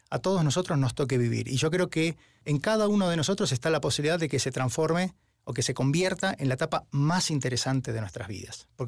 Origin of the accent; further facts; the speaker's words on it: Argentina; moved away; also born or lived in Spain / Washington, United States / Mexico / Finland; Si bien yo soy argentino, viví en España, en Washington, en México, en Finlandia, en Suiza